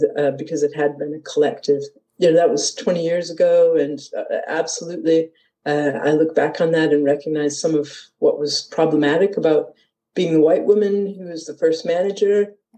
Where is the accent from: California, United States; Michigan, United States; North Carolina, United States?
Michigan, United States; Detroit; moved away as an adult; now in Edinburgh, United Kingdom; I come from Detroit, Michigan, originally, and I arrived here, in 1993 on holiday and decided that Edinburgh was where I wanted to be and moved here permanently at the beginning of 94.